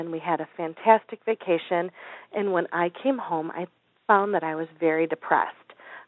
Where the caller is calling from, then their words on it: Chicago, Illinois, United States; I'm calling from the Chicagoland area where it's very cold.